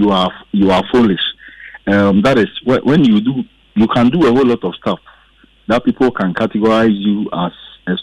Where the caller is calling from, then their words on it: Emena, Ashanti, Ghana; from Emena.